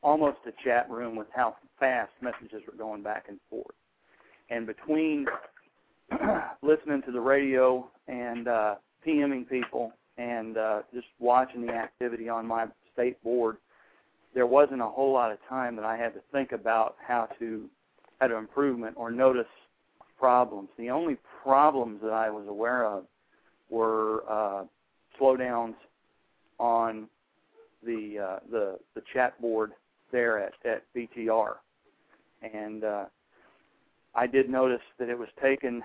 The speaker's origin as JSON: {"language": "English", "region": "Texas", "country": "United States", "moved": "yes", "lives_now": "North Carolina, United States", "said": "I'm from Texas, but I'm the state coordinator for North Carolina"}